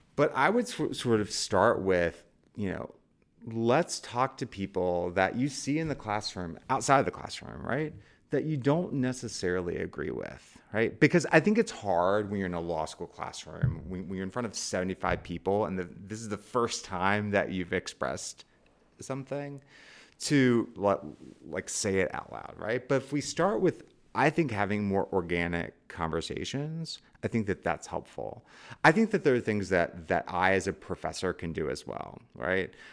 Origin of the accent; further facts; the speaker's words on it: Charleston, West Virginia, United States; moved away; I came from Charleston, West Virginia, right? Um, the, uh, school that I was supposed to go to, the high school, had no black students in it